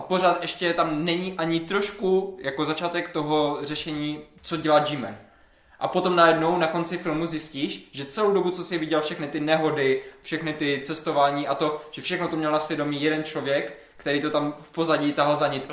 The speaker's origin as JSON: {"language": "Czech", "town": "Havířov", "region": "Moravian-Silesian Region", "country": "Czechia", "said": "já třeba pocházím z Havířova, mm-hmm. nebo jako z vesnice u Havířova"}